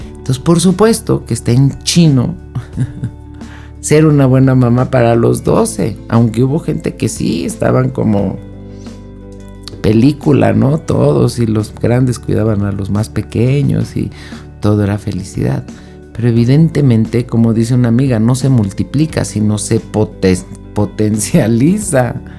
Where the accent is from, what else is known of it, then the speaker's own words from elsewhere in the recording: Mexico; México, que es de donde yo soy